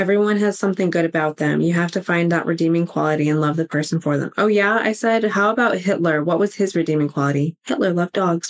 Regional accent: Colorado, United States; moved away; I'm from Colorado. We don't have accents up there.

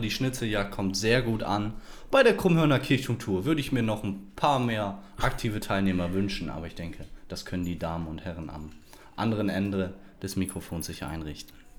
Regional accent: Esens, Lower Saxony, Germany; Ich bin geboren und aufgewachsen in Esens

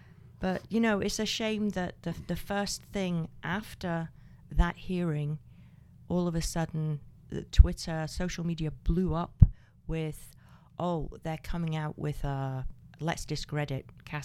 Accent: Scotland, United Kingdom; I'm the Scot.

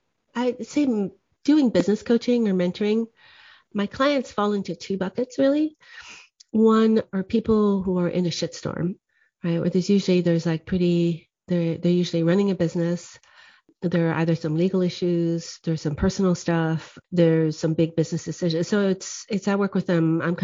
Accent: Guadeloupe; also born or lived in Oahu, United States; I grew up in the French Caribbean, in Guadeloupe, and also in Hawaii on the island of Oahu. And I'm half WASP, white Anglo-Saxon Protestant, and half Okinawan.

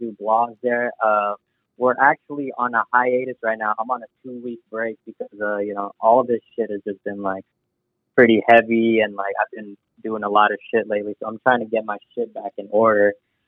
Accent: Philippines; growing up as a Filipino kid, I'm very family driven

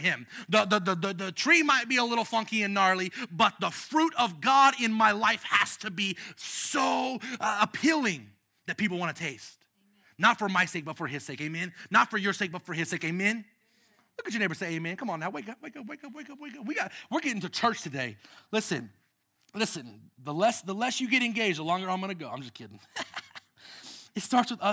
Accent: United States; us as American citizens

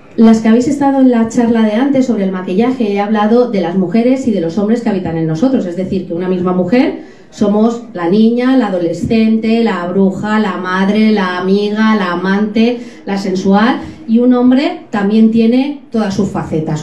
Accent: Alcoy, Valencian Community, Spain; Yo soy de Alcoy, estamos rodeados de montañas

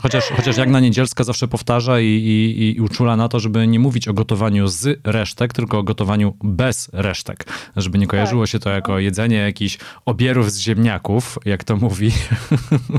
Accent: Silesian Voivodeship, Poland; now in Warsaw, Poland; jestem z pochodzenia Ślązakiem, z wyboru warszawiakiem

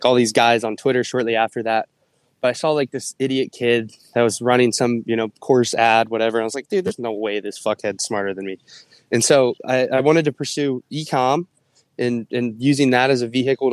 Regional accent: Ohio, United States; moved away as an adult; I was from Ohio

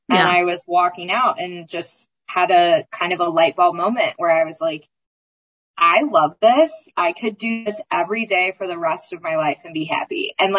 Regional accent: East Coast, United States; moved away; also born or lived in Indiana; I never had any hesitation about leaving Indiana. I'm originally from the East Coast. So Indiana was never really home.

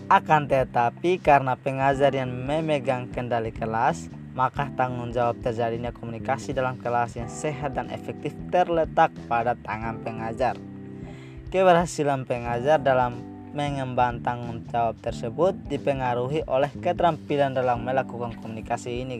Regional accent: Timor-Leste; Dan aku berasal dari Timor Leste. Karena asalku dari Timor Leste, jadi aku menamakan podcastku Timless Youth.

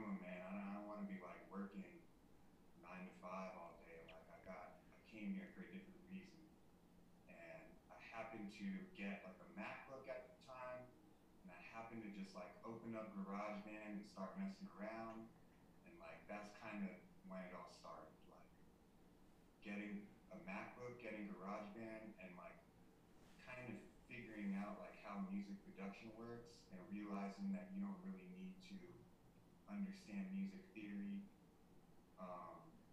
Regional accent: the Bay Area, California, United States; I grew up in the Bay Area

